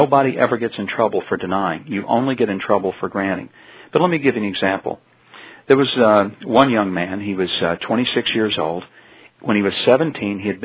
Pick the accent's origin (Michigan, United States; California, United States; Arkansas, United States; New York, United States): Arkansas, United States; Hope; my hometown of Hope, Arkansas